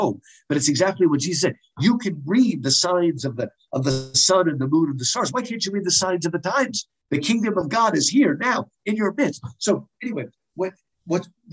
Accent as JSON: {"language": "English", "country": "United States"}